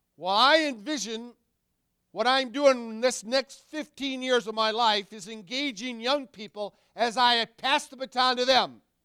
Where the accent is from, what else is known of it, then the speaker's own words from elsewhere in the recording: Wayland, Michigan, United States; moved away as an adult; also born or lived in Dorr, Michigan / Missouri; now in Minnesota, United States; Born and raised in Wayland.